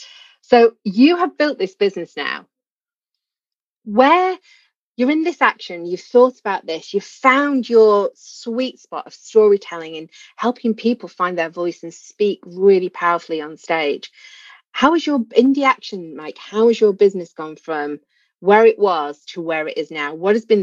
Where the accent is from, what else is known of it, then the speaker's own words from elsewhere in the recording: Manchester, North West England, United Kingdom; accent: Mancunian; I was made to go to elocution lessons as a child because I come from North Manchester, which is, you know, quite a Mancunian accent.